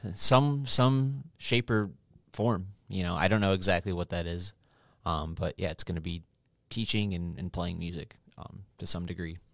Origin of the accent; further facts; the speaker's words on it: Oswego, Illinois, United States; also born or lived in Cicero, Illinois / Wyoming; I was born in Cicero. and then moved to Oswego when I was five years old.